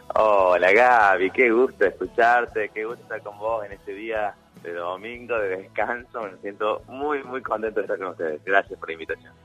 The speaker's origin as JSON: {"language": "Spanish", "town": "Villa Dolores", "region": "Córdoba", "country": "Argentina", "tie": "born or raised there", "moved": "yes", "lives_now": "Buenos Aires, Argentina", "said": "yo nací en el Valle de Sierra, en Villa Dolores, como te contaba, mi mamá y mi papá, una pareja muy jovencita"}